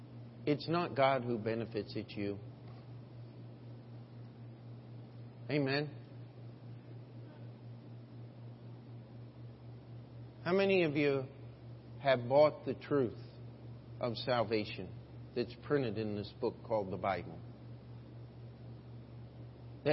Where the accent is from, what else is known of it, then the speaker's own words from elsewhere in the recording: United States; I have as an American